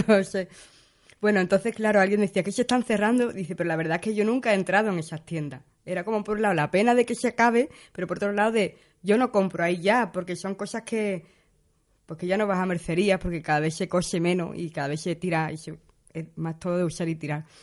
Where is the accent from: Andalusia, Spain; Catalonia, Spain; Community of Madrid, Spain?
Andalusia, Spain; Seville; now in Berlin, Germany; Yo vengo de Sevilla, pero soy de pueblo también